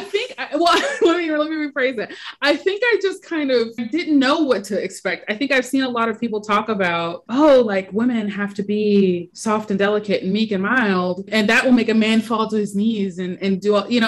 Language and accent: English; Indianapolis, Indiana, United States; I am from Indianapolis, Indiana, and I am an editor by day